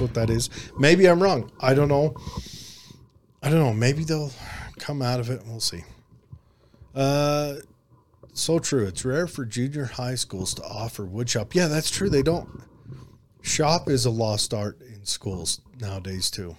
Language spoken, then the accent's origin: English; United States; accent: hillbilly